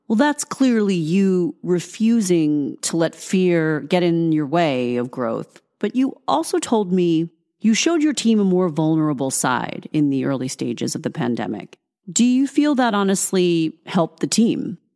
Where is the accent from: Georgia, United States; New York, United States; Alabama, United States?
New York, United States; I am a New Yorker